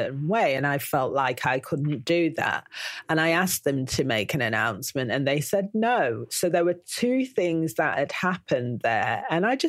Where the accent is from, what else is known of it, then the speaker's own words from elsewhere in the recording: Manchester, North West England, United Kingdom; I'm from Manchester